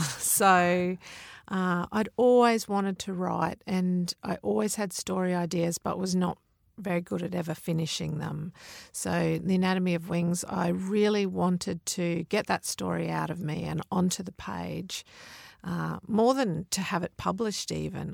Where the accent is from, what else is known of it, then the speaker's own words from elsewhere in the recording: Mount Isa, Queensland, Australia; I grew up in Mount Isa, out in the desert